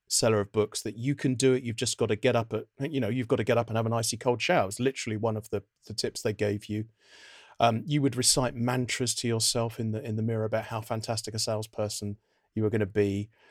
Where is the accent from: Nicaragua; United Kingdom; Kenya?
United Kingdom; I was scalped, as many British undergraduate students are